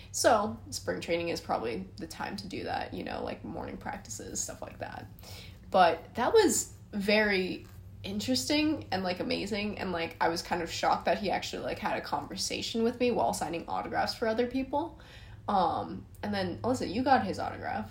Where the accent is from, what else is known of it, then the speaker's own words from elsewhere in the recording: San Francisco, California, United States; I'm from San Francisco.